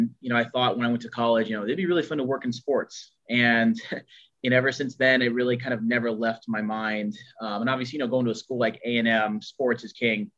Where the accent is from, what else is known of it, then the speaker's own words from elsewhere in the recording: Houston, Texas, United States; We really didn't have a team growing up in Houston, for a football team per se.